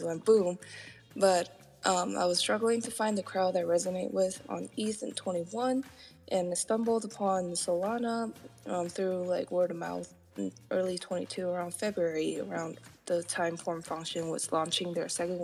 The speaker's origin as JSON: {"language": "English", "country": "Taiwan", "tie": "born or raised there", "moved": "yes", "said": "originally I'm from Taiwan"}